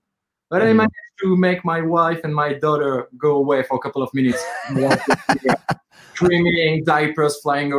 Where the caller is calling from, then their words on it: Paris, Île-de-France, France; Yeah, I'm calling in from Paris.